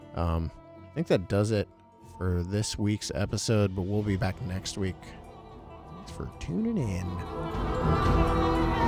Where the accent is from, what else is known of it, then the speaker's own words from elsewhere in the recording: Bolivar, Ohio, United States; where I grew up, I grew up in Bolivar